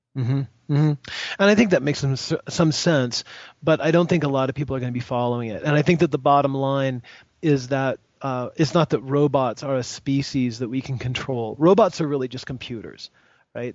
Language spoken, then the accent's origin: English; United States; I'm an American